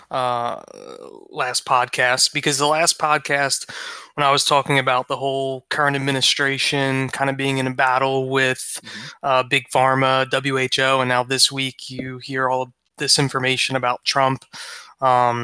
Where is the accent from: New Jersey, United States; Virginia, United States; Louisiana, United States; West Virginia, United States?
New Jersey, United States; New Jersey. Don't forget New Jersey, too, man. My home state